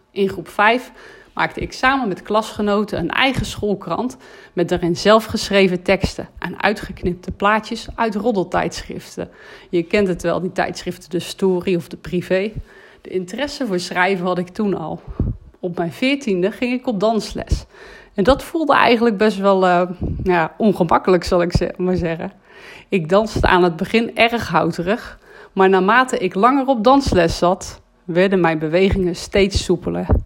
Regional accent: North Brabant, Netherlands; Als Brabander hou ik van die Brabantse gezelligheid.

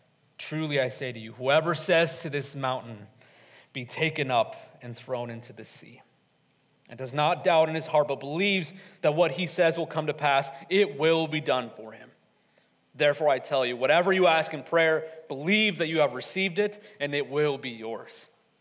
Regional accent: Atlanta, Georgia, United States; I'm originally from Atlanta, Georgia. Growing up in a bigger city, and one full of many Hispanics

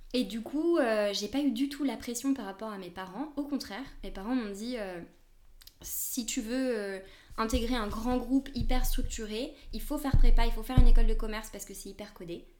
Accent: France; moved away as an adult; now in Spain; Je suis française, mais ça fait une dizaine d'années que je vis surtout en Espagne.

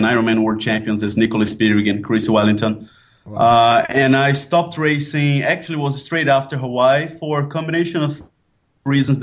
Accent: Brazil; now in Bangkok, Thailand; now I'm based in Bangkok, but I'm originally from Brazil.

